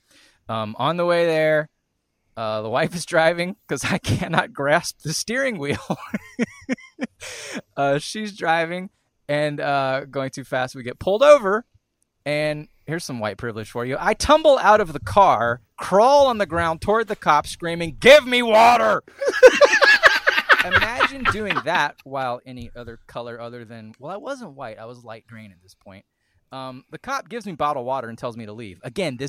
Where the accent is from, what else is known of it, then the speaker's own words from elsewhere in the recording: Scotland, United Kingdom; I'm Scottish